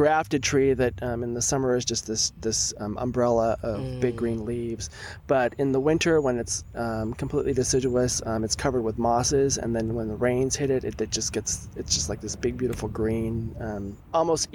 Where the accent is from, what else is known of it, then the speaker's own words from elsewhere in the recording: South Bay, Santa Cruz Mountains, California, United States; I grew up in the South Bay and then up in the Santa Cruz Mountains.